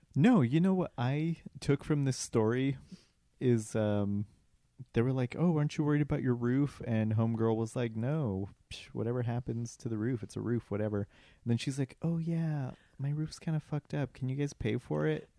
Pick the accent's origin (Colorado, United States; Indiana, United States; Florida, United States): Colorado, United States; moved away; I'm from Colorado